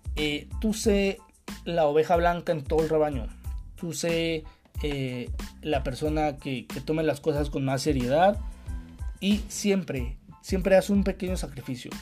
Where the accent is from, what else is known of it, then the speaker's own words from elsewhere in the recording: Mexico; hablando como mexicano